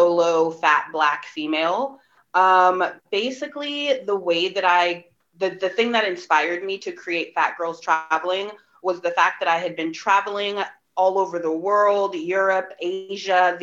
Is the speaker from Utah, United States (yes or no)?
no; Bay Area, California, United States; born or raised there